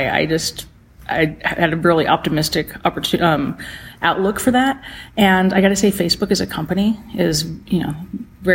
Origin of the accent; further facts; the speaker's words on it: Belen, New Mexico, United States; I grew up in Belen, just south of Albuquerque.